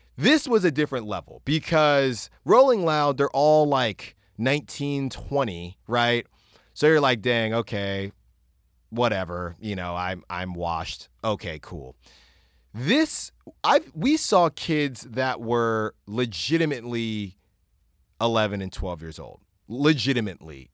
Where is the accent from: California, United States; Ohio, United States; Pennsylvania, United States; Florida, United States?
California, United States; I'm from Cali